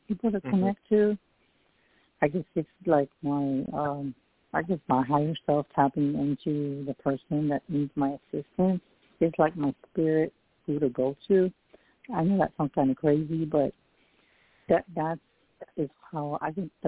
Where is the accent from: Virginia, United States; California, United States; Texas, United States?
Texas, United States; San Antonio; I'm psychic medium from San Antonio, Texas.